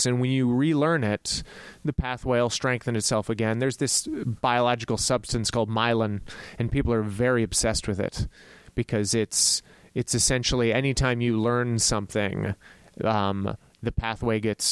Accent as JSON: {"language": "English", "town": "El Paso", "region": "Texas", "country": "United States", "tie": "born or raised there", "said": "growing up in El Paso, Texas"}